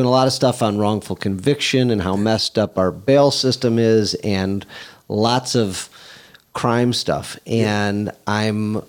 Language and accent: English; Southfield, Michigan, United States; also born or lived in Oak Park; where I grew up in Southfield and Oak Park